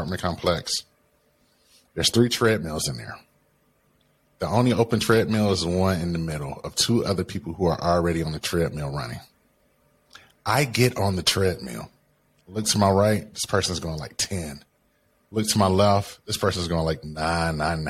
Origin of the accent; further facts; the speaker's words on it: Detroit, Michigan, United States; I grew up in Detroit, Michigan, right? On the east side of Detroit, one of the roughest parts of the cities.